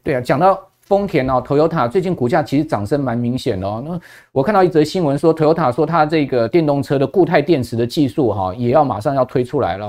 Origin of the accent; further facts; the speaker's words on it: Taiwan; 一般我们台湾人就苦于就是说